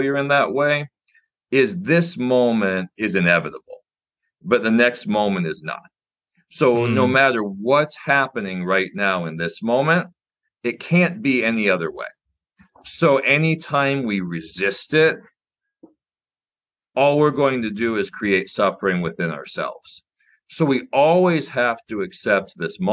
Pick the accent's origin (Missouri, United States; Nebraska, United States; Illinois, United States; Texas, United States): Nebraska, United States; I got into chess as a kid growing up in Nebraska